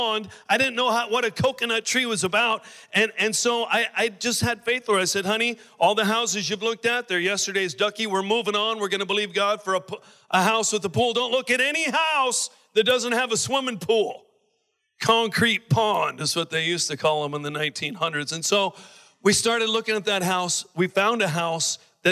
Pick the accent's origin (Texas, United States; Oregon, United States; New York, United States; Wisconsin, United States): Oregon, United States; also born or lived in Maui; now in Honolulu, United States; I'm from Oregon.